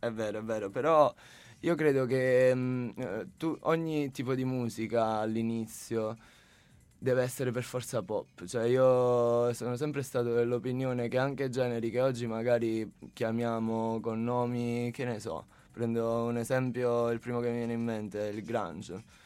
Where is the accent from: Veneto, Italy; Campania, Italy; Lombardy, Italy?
Campania, Italy; a town near Sala Consilina; del mio paese, diciamo, di un paese vicino al mio, che è Sala Consilina